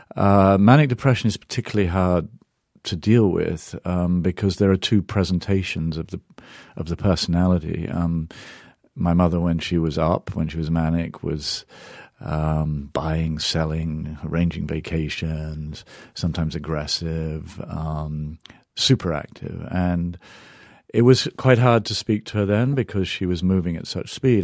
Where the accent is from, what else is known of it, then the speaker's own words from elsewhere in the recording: England, United Kingdom; now in United States; I grew up in England, now I'm an American